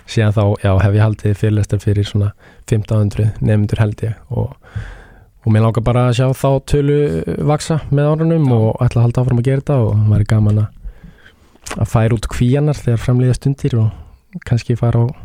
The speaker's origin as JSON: {"language": "Icelandic", "town": "Reykjavík", "region": "Capital Region", "country": "Iceland", "tie": "born or raised there", "said": "ég er sérstaklega úr Árbann eh, Úlst uh, þar upp og fættist ég"}